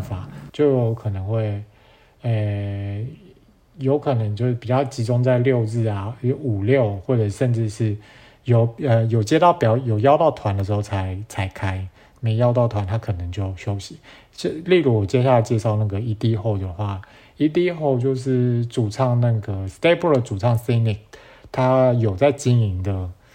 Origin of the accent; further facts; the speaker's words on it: Miaoli County, Taiwan; 我是苗栗人